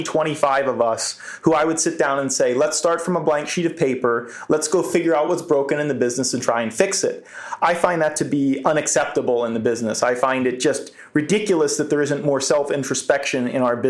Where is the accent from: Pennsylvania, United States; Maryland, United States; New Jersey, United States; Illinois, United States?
Pennsylvania, United States; Philadelphia suburbs; I grew up in the Philly suburbs